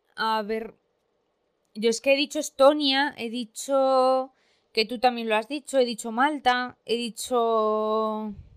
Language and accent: Spanish; Spain; todos somos españoles